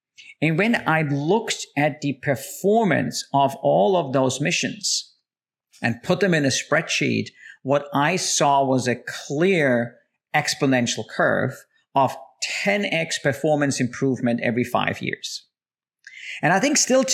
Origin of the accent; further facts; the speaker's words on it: Austria; moved away; I'm originally from Austria